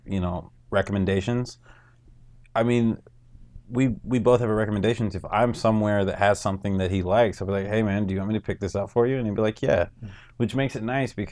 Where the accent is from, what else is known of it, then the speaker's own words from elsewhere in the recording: North Miami, Florida, United States; I grew up in North Miami.